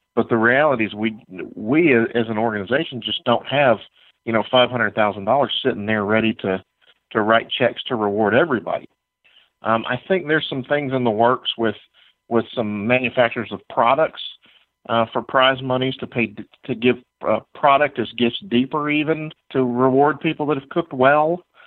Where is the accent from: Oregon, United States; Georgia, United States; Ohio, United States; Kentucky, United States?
Georgia, United States; my home state of Georgia